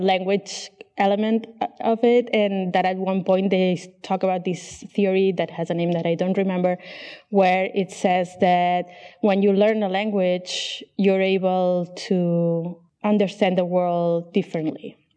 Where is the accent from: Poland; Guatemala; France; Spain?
Spain; Barcelona, Catalonia; first language Catalan and Spanish; English is a second language; moved away as an adult; also born or lived in Chicago; now in Barcelona, Spain